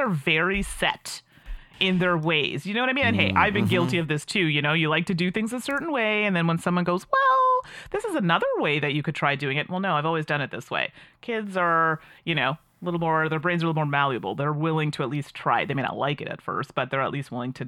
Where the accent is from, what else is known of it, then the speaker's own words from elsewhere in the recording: Calgary, Alberta, Canada; now in Ottawa, Canada; I was born and raised in Alberta. So Calgary, Alberta is where I'm